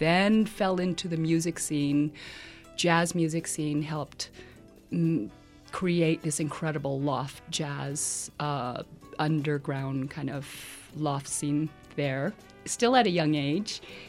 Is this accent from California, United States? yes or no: yes; San Francisco, California, United States; I'm Filipina, born and raised in San Francisco. First generation, as they say, my parents were born in the Philippines. And I grew up in the city, inner city